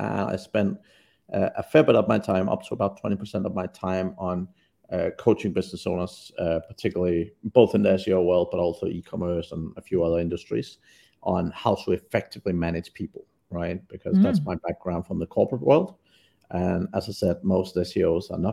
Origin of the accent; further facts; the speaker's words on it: Denmark; moved away as an adult; now in Vietnam; I'm from Denmark originally, but have not lived there for over 20 years